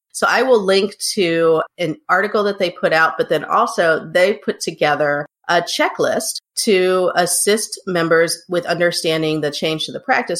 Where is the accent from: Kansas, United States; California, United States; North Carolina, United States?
North Carolina, United States; Hickory; my hometown of Hickory, North Carolina